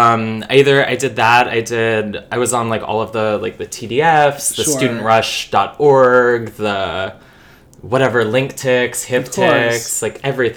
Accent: suburb of Baltimore, Maryland, United States; moved away; I'm originally from Maryland, a little suburb off of Baltimore.

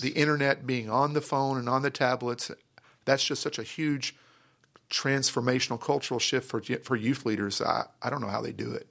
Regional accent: Grand Prairie, Texas, United States; I grew up in Grand Prairie

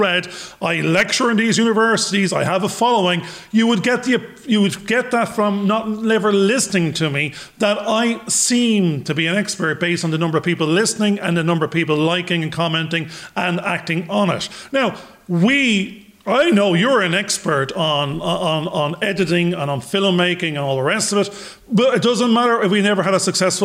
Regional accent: Ireland; I'm a bald 52-year-old Irish bloke

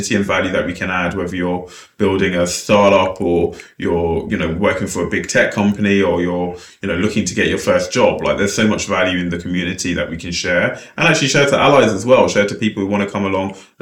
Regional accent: London, United Kingdom; I grew up in Lewisham Borough

